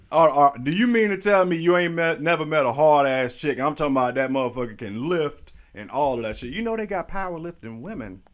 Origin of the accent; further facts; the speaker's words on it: St. Petersburg, Florida, United States; also born or lived in Nuremberg, Germany; I was raised here in Saint Pete